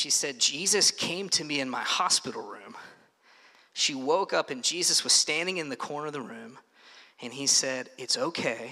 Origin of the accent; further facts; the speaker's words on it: Paris, Kentucky, United States; When I was young, I grew up in Paris up the road in Bourbon County